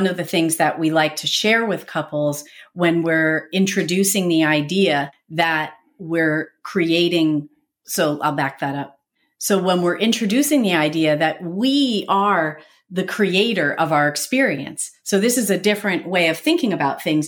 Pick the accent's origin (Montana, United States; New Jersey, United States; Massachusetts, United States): New Jersey, United States; I'm an Italian from New Jersey